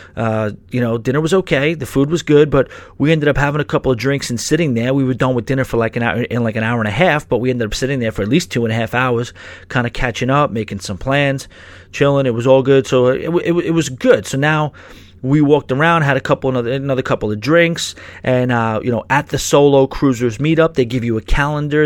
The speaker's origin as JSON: {"language": "English", "town": "New York City", "region": "New York", "country": "United States", "said": "I do have that New York blood in me and I'm a New Yorker through and through"}